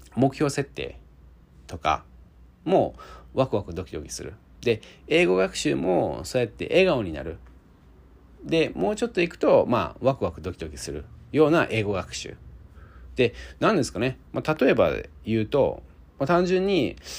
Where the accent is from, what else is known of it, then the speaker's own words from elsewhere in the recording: Osaka, Japan; 僕は大阪出身で